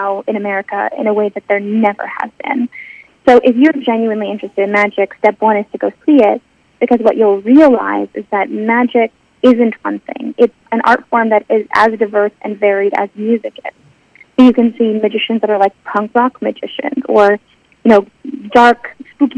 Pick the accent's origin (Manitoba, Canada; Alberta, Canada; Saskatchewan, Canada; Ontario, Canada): Alberta, Canada; Calgary; I was growing up in Calgary, Alberta